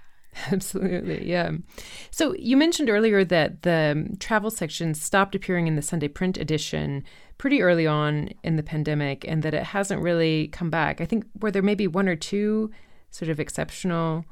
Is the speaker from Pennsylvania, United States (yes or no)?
no; Chapel Hill, North Carolina, United States; moved away; my hometown where I lived from age zero to eighteen, which is Chapel Hill, North Carolina